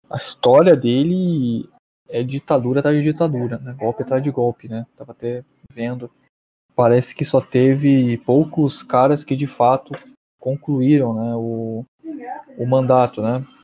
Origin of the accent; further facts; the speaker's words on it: Niterói, Rio de Janeiro, Brazil; eu sou natural de Niterói